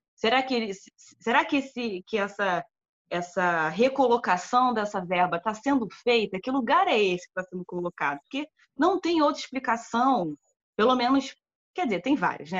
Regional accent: Brazil; nossa enquanto brasileiros

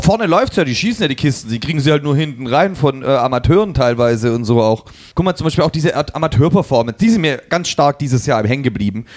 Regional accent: Leipzig, Saxony, Germany; weil wir aus Leipzig kommen

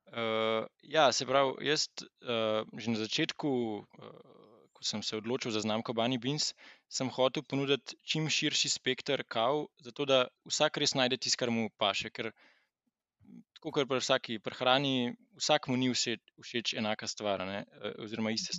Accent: Slovenia

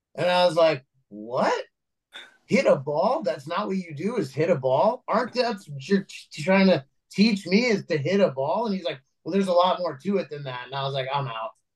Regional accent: Los Angeles, California, United States; also born or lived in New York; I was actually born

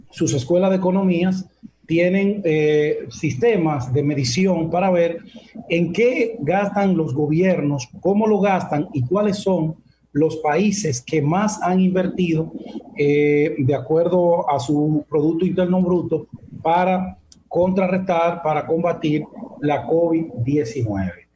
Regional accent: Dominican Republic; nosotros como dominicanos

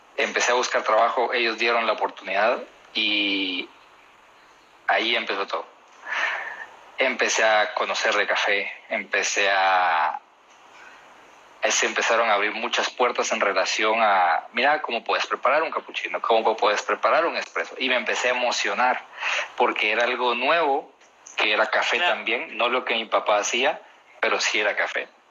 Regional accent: Guatemala; De Guatemala

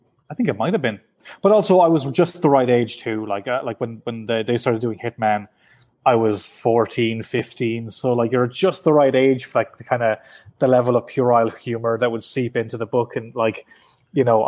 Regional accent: Ireland; I'm from the South

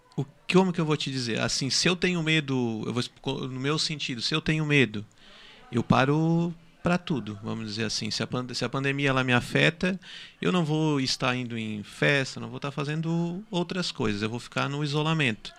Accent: Araranguá, Santa Catarina, Brazil; Sou de Araranguá também

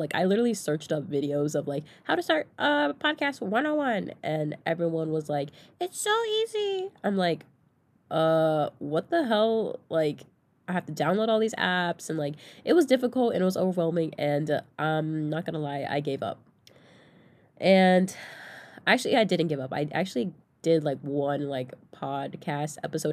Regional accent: Southern California, United States; moved away as an adult; now in Oregon, United States; I'm from Southern California

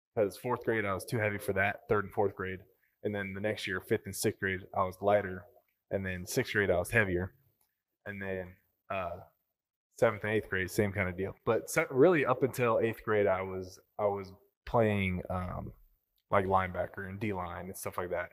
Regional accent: Sandy, United States; I growing up in Sandy, we lived an hour away

